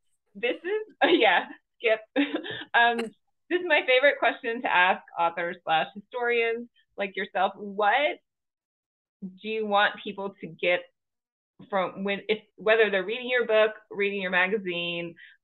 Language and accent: English; Georgia, United States; but I'm from Georgia.